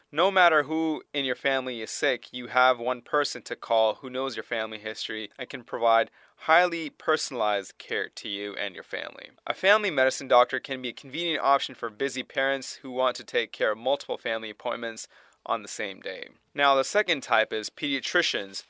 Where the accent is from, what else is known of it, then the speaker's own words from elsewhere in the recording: Toronto, Ontario, Canada; moved away; also born or lived in Tennessee; Originally from Toronto, Canada